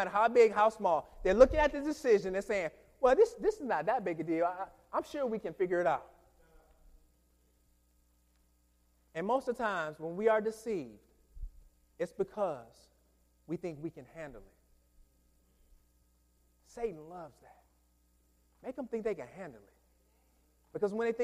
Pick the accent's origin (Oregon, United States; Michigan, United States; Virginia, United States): Michigan, United States; moved away; I'm from Michigan